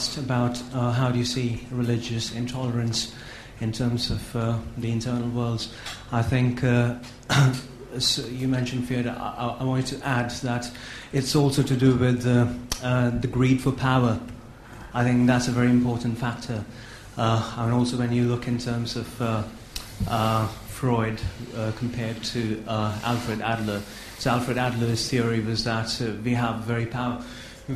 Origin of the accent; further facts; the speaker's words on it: India; I'm from India